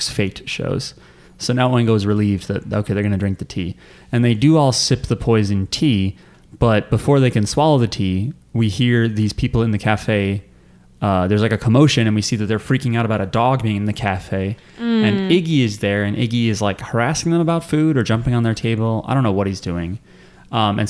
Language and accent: English; New Jersey, United States; We're from New Jersey